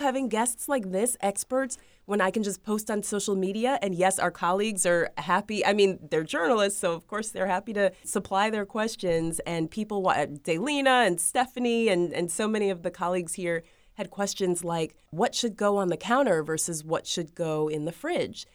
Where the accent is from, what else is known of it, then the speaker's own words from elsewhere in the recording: Ohio, United States; now in Florida, United States; I'm originally from Ohio